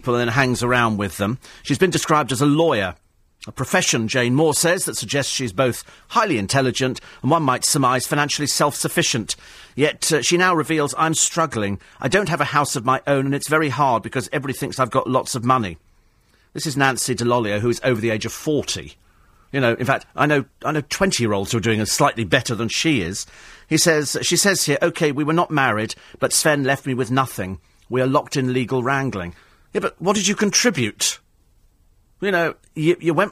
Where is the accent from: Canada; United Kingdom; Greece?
United Kingdom; London; We're in London. We live here